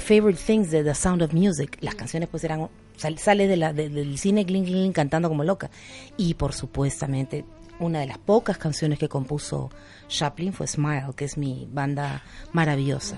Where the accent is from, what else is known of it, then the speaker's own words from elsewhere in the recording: Peru; como buena peruana